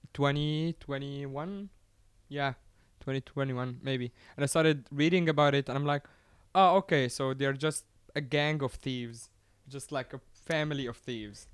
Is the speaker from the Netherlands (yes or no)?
no; Giza, Giza Governorate, Egypt; I come from Giza, which is where the pyramids are.